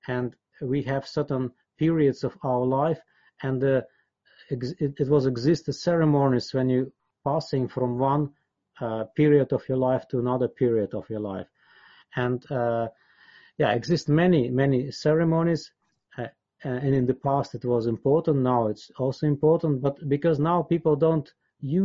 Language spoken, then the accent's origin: English; Siberia, Altai Krai, Russia; English is a second language; moved away as an adult; I was born in Siberia in Altai